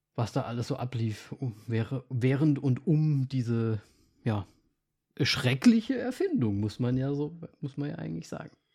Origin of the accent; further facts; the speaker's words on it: eastern Germany, Germany; Bei uns im Osten